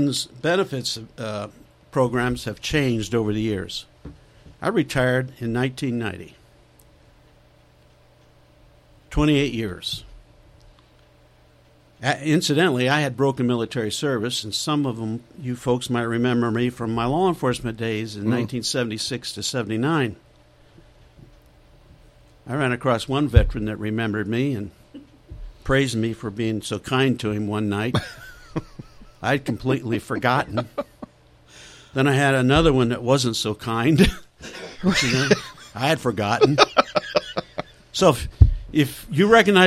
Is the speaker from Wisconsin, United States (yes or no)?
no; Plymouth, Indiana, United States; I was born and raised here in Plymouth, and I left in 1962 to go into the Navy